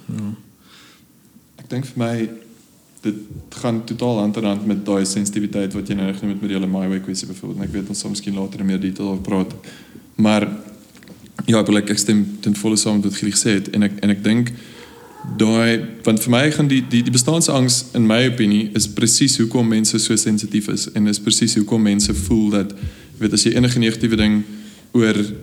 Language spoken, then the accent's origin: Afrikaans; South Africa; ons rol as jong die volgende generasie Afrikaners wat daadwerklik besluit het om in Suid-Afrika agter te bly